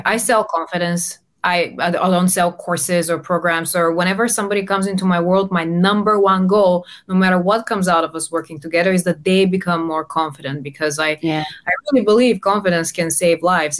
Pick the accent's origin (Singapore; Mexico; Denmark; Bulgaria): Bulgaria; English is a second language; now in London, United Kingdom; I come from Bulgaria, but I've lived all around. I'm based in London.